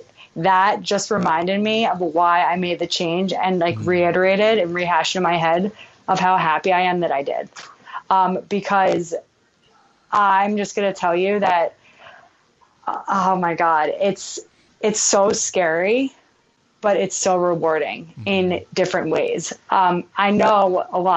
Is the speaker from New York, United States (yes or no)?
yes; New York, United States; I'm from New York